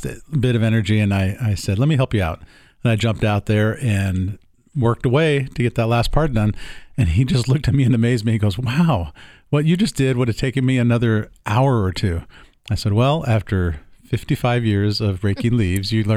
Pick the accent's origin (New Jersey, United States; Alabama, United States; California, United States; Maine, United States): California, United States; San Diego; moved away; I grew up with you in San Diego, and all through high school, you could wear shorts every day